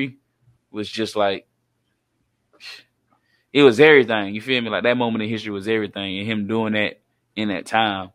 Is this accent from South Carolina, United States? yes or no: yes; South Carolina, United States; we from Carolina.